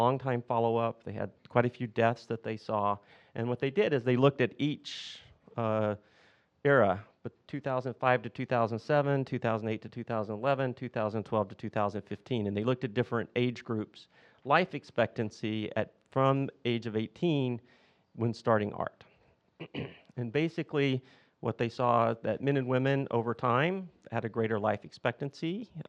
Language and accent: English; the South, United States; accent: southern; my southern accent